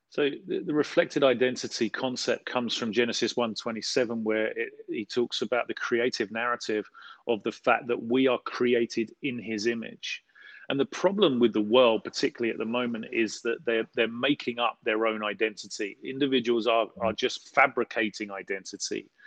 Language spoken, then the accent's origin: English; London, United Kingdom; I grew up in South London